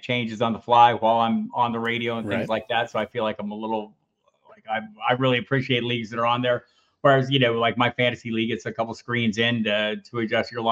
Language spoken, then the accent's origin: English; Tucson, Arizona, United States; I grew up in Tucson